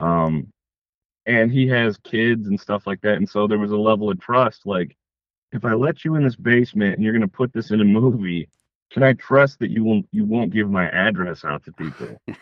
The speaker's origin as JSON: {"language": "English", "town": "Detroit", "region": "Michigan", "country": "United States", "said": "I'm from Detroit, Michigan, and uh, I make films."}